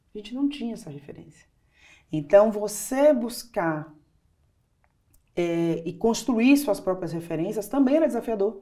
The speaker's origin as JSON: {"language": "Portuguese", "town": "Salvador", "region": "Bahia", "country": "Brazil", "tie": "born or raised there", "said": "sou do interior da, da Bahia, mas eu sempre fui criada em Salvador"}